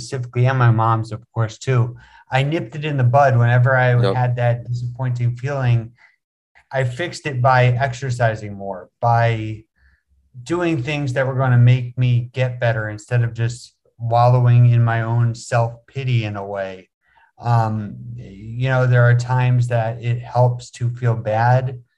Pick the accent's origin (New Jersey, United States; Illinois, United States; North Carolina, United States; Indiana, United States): New Jersey, United States; West Windsor; moved away as an adult; now in Bangkok, Thailand; I'm originally from West Windsor, Princeton area, New Jersey. I was born and raised in New Jersey